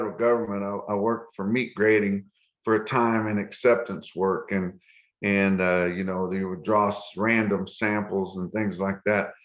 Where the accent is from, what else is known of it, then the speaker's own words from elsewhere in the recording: Clayton, New Mexico, United States; moved away; also born or lived in Canyon, Texas; I started out in northeastern New Mexico, Clayton, New Mexico area. That's where I grew up as a child.